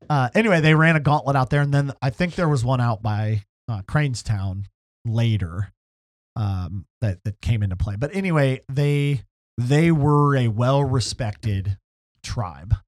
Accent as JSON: {"language": "English", "town": "Upper Sandusky", "region": "Ohio", "country": "United States", "tie": "born or raised there", "said": "I was born, I was raised in Upper Sandusky"}